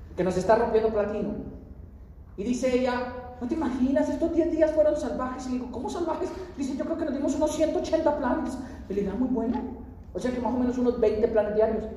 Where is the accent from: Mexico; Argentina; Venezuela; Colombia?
Colombia; soy de Colombia, soy de Colombia, estoy conociendo